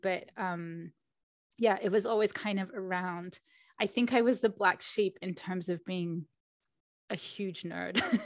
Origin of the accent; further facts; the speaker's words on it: Australia; moved away as an adult; also born or lived in London; I was born in Australia